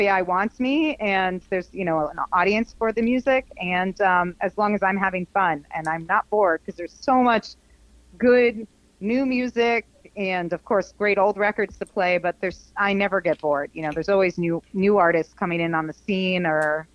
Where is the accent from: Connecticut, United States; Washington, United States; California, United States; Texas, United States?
Connecticut, United States; New Haven; moved away as an adult; also born or lived in Ohio; now in Twin Cities, United States; I grew up in New England, in New Haven area of Connecticut, southern Connecticut